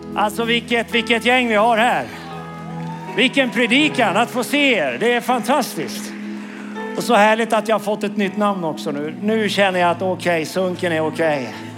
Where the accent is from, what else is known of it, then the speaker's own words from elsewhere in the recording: Karlskoga, Örebro County, Sweden; also born or lived in Norrbotten / Umeå; now in Karlskrona, Sweden; Jag är uppvuxen i Karlskoga. Men jag är en stolt norrlänning faktiskt. Jag är född i Norrbotten.